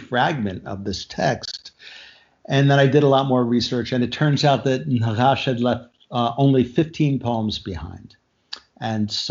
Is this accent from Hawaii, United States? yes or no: no; outside of Philadelphia, Pennsylvania, United States; moved away; also born or lived in New York / Yerevan, Armenia; I was born in America, grew up outside of Philadelphia, moved to New York fairly early on